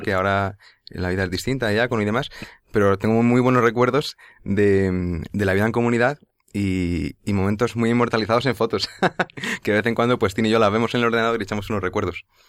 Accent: Leganés, Community of Madrid, Spain; yo soy de Leganés

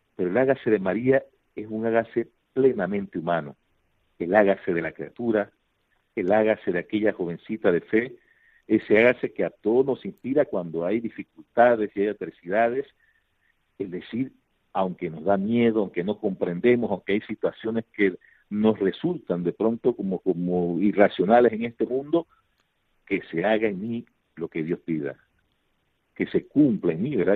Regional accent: Panama; venimos de Panamá

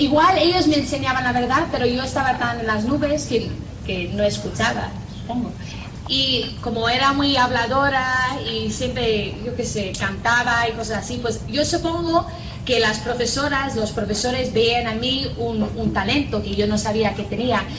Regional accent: Northern Ireland, United Kingdom; accent: Irish; first language English; Spanish is a second language; moved away as an adult; also born or lived in Spain / United States / Ecuador; soy de Irlanda del Norte

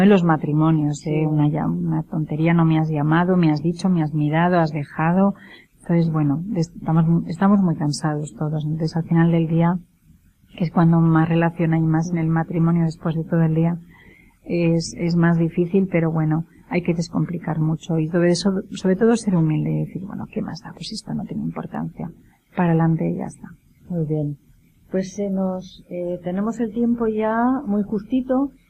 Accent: Castile, Spain; yo, como buena castellana

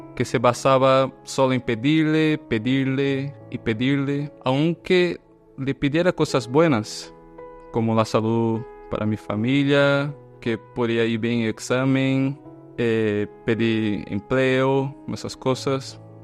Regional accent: Brazil; moved away as an adult; now in Spain; soy brasileño, tengo 30 años, estoy casado, soy ingeniero, bueno, y hace más o menos cuatro años que vivo aquí en España

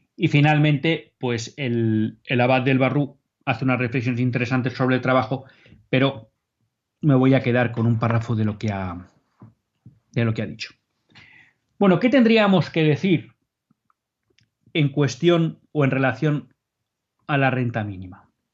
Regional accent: Spain; somos españoles

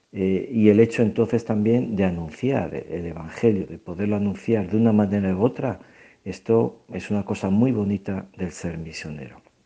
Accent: Aldeanueva del Camino, Extremadura, Spain; also born or lived in San Fernando / Burkina Faso / Togo / Equatorial Guinea; now in Tunisia; soy originario de un pequeño pueblo de, de Cáceres, al de Nuevo del Camino, aunque he vivido en San Fernando

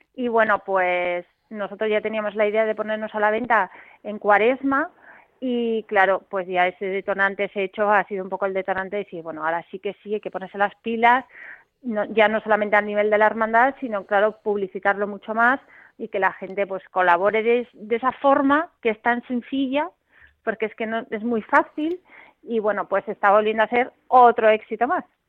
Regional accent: Bilbao, Basque Country, Spain; yo es que soy de Bilbao

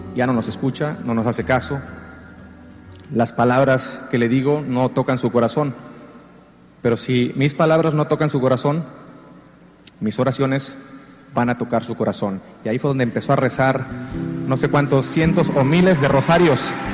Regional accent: Jicotenca, Tamaulipas, Mexico; moved away as an adult; also born or lived in Mexico City / Miami; now in Los Angeles, United States; Soy originario de un pueblo llamado Jicotenca, en el estado de Tamaulipas, en el norte de México. A la edad de 18 años más o menos me mudé a la Ciudad de México

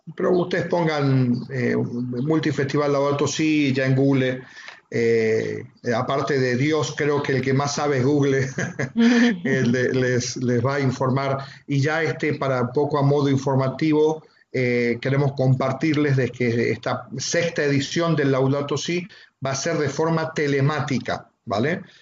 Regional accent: Argentina; now in Almería, Spain; soy de Argentina, soy natural de Argentina

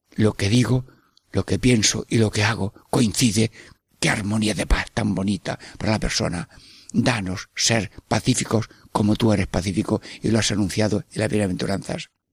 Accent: Sierra Mágina, Jaén, Andalusia, Spain; es mi pueblo, al Valle de Magina Jaén

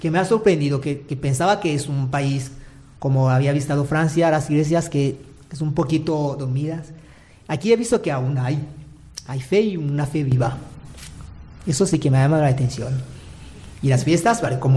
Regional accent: Manises, Valencian Community, Spain; que van, a, que van a, tener, a tener el nombre de un beato de mi, de mi de Manises ahora.

